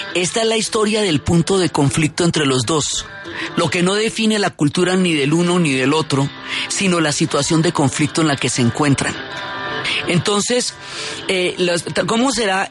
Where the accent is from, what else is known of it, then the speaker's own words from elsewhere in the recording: Colombia; los colombianos tenemos de atender a las personas